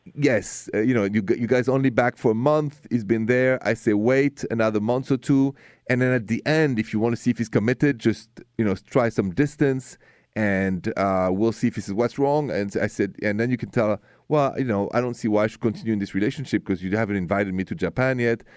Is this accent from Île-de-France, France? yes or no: yes; Paris, Île-de-France, France; now in United States; I'm from Paris